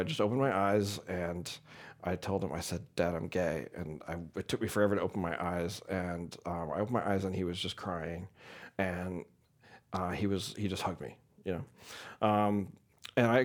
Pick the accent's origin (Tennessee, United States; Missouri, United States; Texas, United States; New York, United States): Missouri, United States; St. Louis; born or raised there